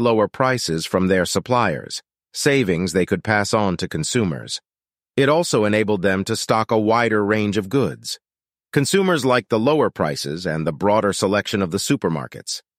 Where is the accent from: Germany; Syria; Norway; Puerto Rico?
Norway; moved away; my hometown in Norway